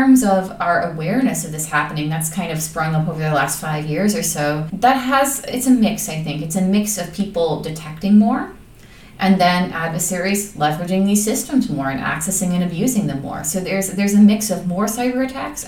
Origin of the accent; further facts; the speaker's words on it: Chicago, Illinois, United States; I'm from Chicago, Illinois, in the United States